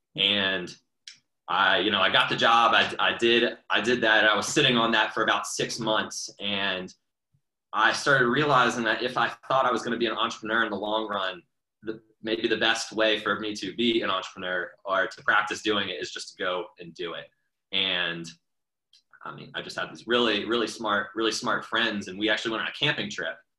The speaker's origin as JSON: {"language": "English", "town": "Atlanta", "region": "Georgia", "country": "United States", "tie": "born or raised there", "said": "I grew up in Atlanta"}